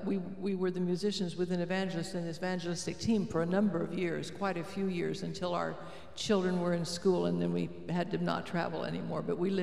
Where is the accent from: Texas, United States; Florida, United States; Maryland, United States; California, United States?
California, United States; Loma Linda; moved away as an adult; I grew up in Loma Linda with an Adventist minister parent